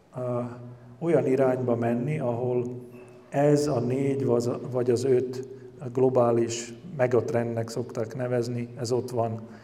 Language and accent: Hungarian; Komárno, Nitra Region, Slovakia; magyar vagyok